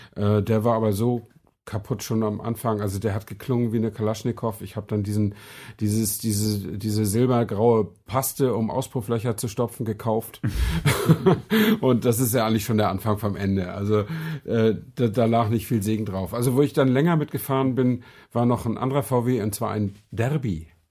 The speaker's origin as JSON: {"language": "German", "town": "Flensburg", "region": "Schleswig-Holstein", "country": "Germany", "said": "in Flensburg, wo ich herkomme, direkt an der dänischen Grenze"}